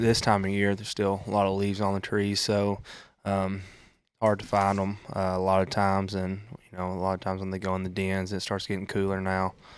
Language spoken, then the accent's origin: English; Tennessee, United States; I grew up in Maude Eagle, Tennessee